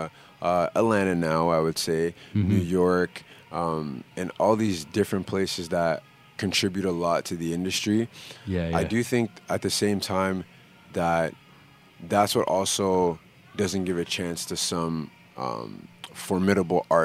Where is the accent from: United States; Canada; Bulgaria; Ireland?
Canada; Toronto, Ontario; also born or lived in Montreal / Mississauga / Scarborough; I spent a lot of my teenage years, my adolescence in Toronto, so growing up around Spadina and Queen